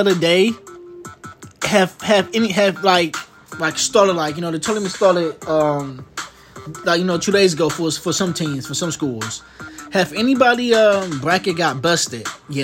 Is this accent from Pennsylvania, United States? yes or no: no; Milwaukee, Wisconsin, United States; since I'm from Milwaukee, Wisconsin